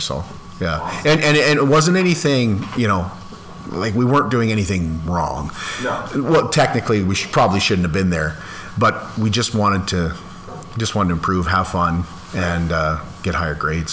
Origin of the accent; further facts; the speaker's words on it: Landis, Saskatchewan, Canada; growing up in Landis, we had a school that was kindergarten to grade 12. And so I moved to Landis when I was in grade um, one.